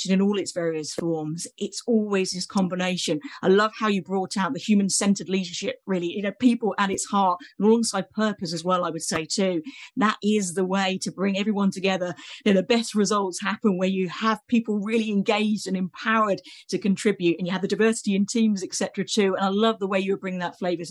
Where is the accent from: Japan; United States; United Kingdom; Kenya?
United Kingdom; accent: British; my accent gives me away as a Brit here